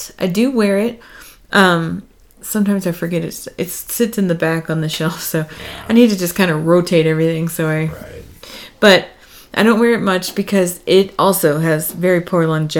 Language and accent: English; Texas, United States; We are from Texas.